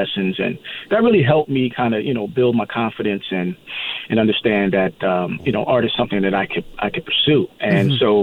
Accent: New Jersey, United States; now in Palm Springs area, United States; I grew up in New Jersey, so it's kind of like a homecoming for me

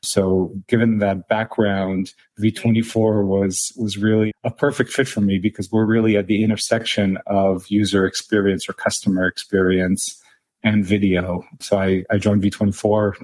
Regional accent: Israel; moved away; also born or lived in Silicon Valley, United States; I spent about half my childhood in Silicon Valley and the other half in Israel. As you can probably tell from my name, I'm originally from Israel.

